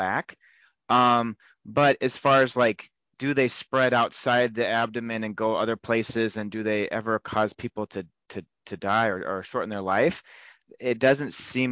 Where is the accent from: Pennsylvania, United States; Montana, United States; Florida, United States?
Montana, United States; now in Rochester, Minnesota, United States; I'm originally from Montana